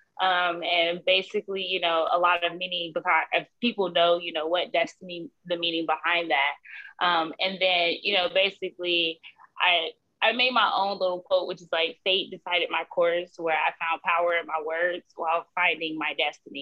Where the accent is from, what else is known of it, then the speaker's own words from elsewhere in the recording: Columbus, Ohio, United States; now in Columbia, United States; I was born in Columbus, Ohio. I'm currently residing in Columbia, South Carolina